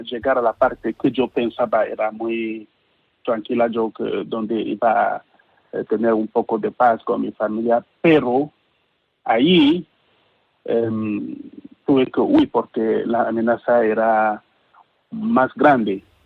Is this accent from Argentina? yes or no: no; Cameroon; Spanish is a second language; moved away as an adult; now in Spain; soy de Camerún